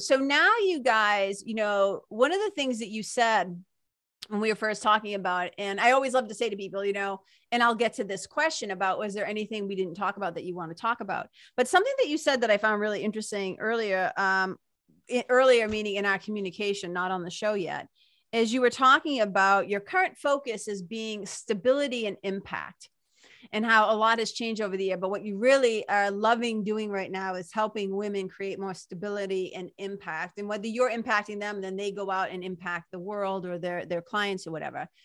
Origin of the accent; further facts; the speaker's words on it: Lawrence, Massachusetts, United States; when I was a kid growing up, where I grew up in Lawrence, Mass, Boston, Massachusetts